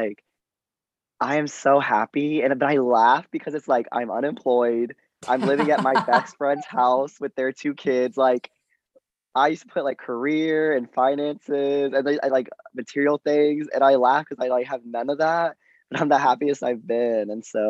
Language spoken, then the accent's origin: English; Texas, United States; I went to college in Texas, like my hometown's small country, Texas town.